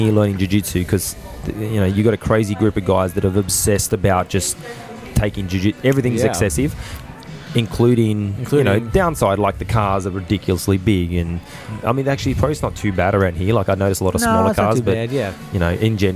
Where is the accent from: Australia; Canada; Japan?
Australia; Penrith, New South Wales; Penrith's my hometown